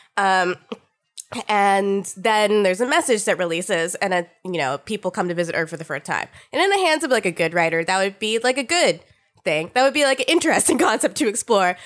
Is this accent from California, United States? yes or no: yes; California, United States; I was born in California